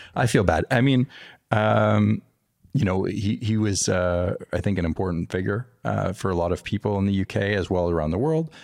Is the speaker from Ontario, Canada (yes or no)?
no; Montreal, Quebec, Canada; also born or lived in California; now in Texas, United States; growing up in Canada